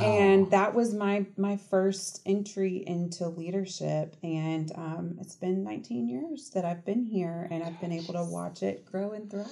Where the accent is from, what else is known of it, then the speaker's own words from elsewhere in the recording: Marietta, Georgia, United States; also born or lived in Athens, Georgia; I grew up in Atlanta in Marietta